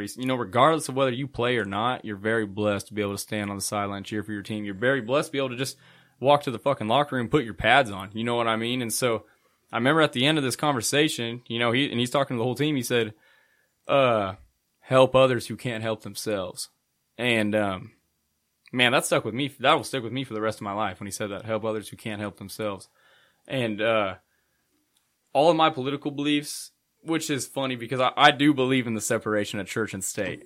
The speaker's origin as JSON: {"language": "English", "town": "Hutchinson", "region": "Kansas", "country": "United States", "tie": "born or raised there", "said": "I grew up here in Hutchinson."}